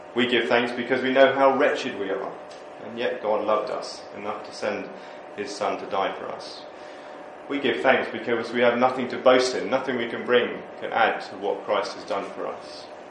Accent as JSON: {"language": "English", "country": "United Kingdom", "said": "we're just British"}